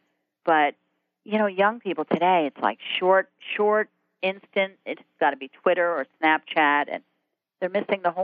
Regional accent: Jersey Shore, New Jersey, United States; I grew up on the Jersey Shore

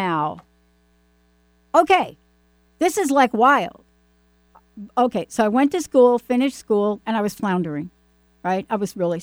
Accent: New York, United States; I'm from New York

